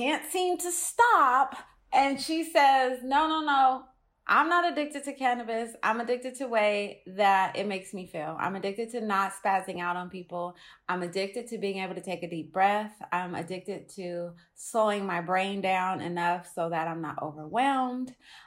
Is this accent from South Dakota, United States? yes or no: no; Oakland, California, United States; I'm from Oakland.